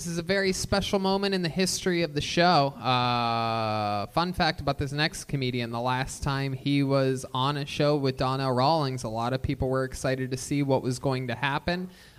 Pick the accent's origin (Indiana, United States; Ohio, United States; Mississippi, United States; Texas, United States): Ohio, United States; Youngstown; moved away; I'm from Youngstown.